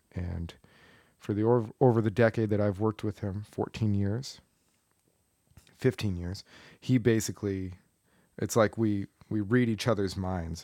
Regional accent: Tucson, Arizona, United States; moved away as an adult; also born or lived in Collegeville, Pennsylvania; I grew up in Tucson, Arizona

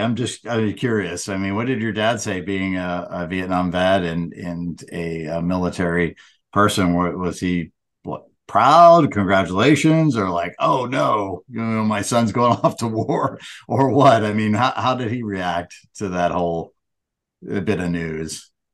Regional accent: Edinboro, Pennsylvania, United States; my hometown, Edinburgh, Pennsylvania

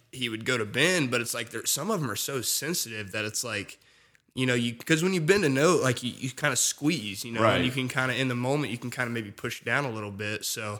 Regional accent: Casey, Illinois, United States; moved away as an adult; now in Nashville, United States; I'm from Casey, Illinois, which is just a town of 3,000 people

